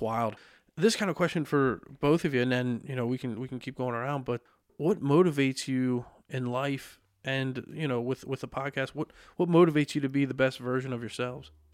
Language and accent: English; Lebanon, Pennsylvania, United States; also born or lived in Kutztown, Pennsylvania; born and raised in Lebanon